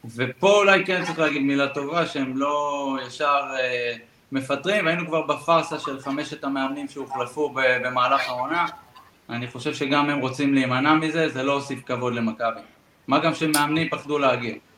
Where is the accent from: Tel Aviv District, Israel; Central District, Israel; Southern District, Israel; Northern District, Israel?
Tel Aviv District, Israel; Bat Yam; גדלתי בבת ים